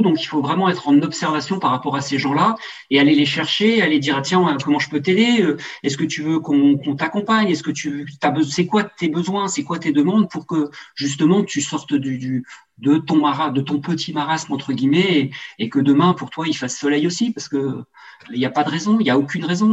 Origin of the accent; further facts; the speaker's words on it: Alsace, Grand Est, France; moved away as an adult; also born or lived in western France; je suis revenu dans ma région natale qui est l'Alsace